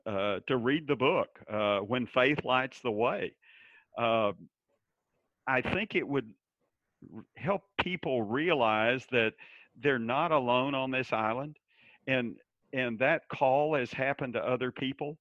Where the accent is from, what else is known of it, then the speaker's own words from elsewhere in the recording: Dallas, Texas, United States; I grew up in Dallas in probably a lower middle class area